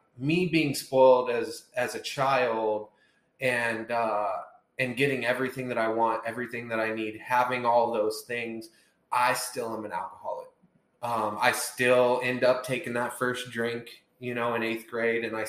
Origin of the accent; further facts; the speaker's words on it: Centerville, Indiana, United States; I was born and raised in, like we were talking about, Centerville, Indiana